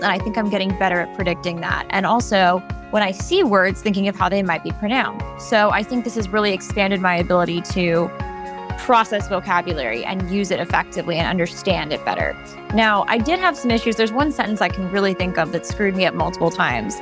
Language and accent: English; Los Angeles, California, United States; I am born and raised in Los Angeles, California